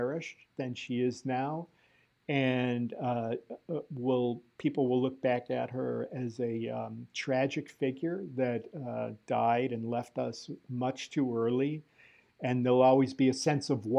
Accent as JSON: {"language": "English", "town": "Cleveland", "region": "Ohio", "country": "United States", "tie": "born or raised there", "said": "I grew up in Cleveland"}